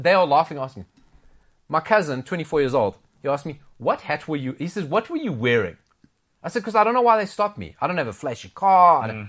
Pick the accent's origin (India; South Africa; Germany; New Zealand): South Africa; as a South African and you lived overseas